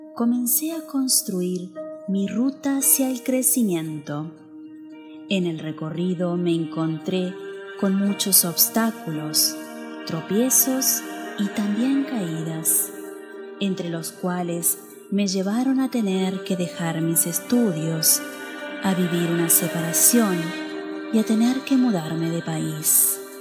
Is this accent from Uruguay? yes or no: yes; Uruguay; moved away as an adult; nací en Uruguay hace algunos años